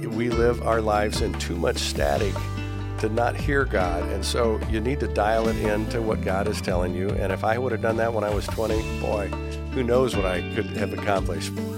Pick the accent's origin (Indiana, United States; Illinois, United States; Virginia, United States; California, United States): Indiana, United States; Indianapolis; also born or lived in San Jose / Iowa; I grew up in Indianapolis